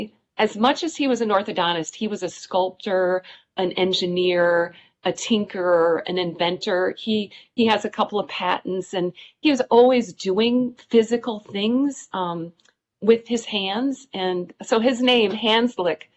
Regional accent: Wisconsin, United States; it was in my hometown

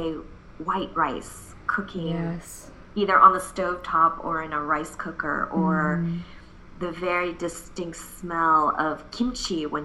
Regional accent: Chicago, Illinois, United States; also born or lived in Seoul, South Korea; I came to the U.S. when I was 8 months old. So My parents and I are immigrants. And we came from Seoul, South Korea, and ended up in the Chicagoland area

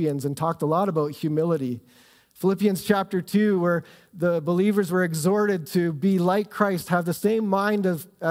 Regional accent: Southern Ontario, Canada; moved away as an adult; also born or lived in Ottawa; now in Calgary, Canada; I grew up in Southern Ontario

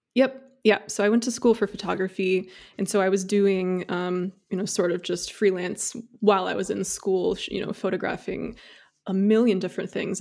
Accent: Indiana, United States; moved away; also born or lived in Seattle area; I am actually from Indiana

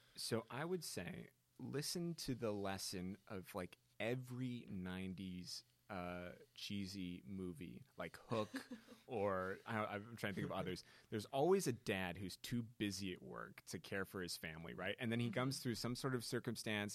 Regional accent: Naperville, Illinois, United States; moved away; my hometown is Naperville, Illinois, which is the form, the platonic form of suburb.

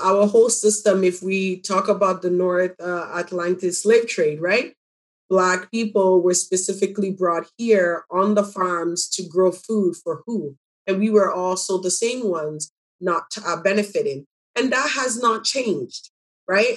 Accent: Pipiase, Ghana; also born or lived in Jane and Finch, Toronto, Canada; now in Toronto, Canada; I'm from Ghana, um, a very small village called Pipiase.

